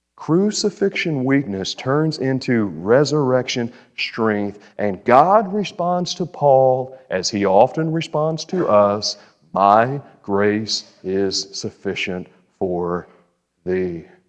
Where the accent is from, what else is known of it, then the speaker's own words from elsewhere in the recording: Bowling Green, United States; I'm from Bowling Green.